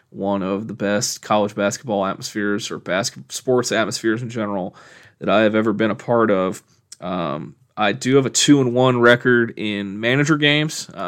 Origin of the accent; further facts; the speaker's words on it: Omaha, Nebraska, United States; growing up in Omaha